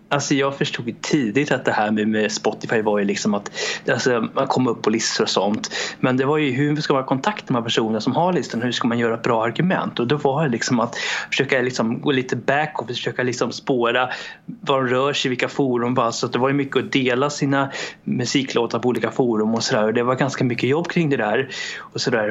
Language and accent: Swedish; Sweden; also born or lived in Romania; Jag föddes i Rumänien 1991 och kom till Sverige 94